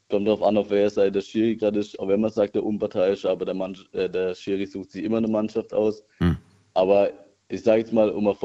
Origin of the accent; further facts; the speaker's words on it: Altenheim, Baden-Württemberg, Germany; Ich bin aus Altenheim.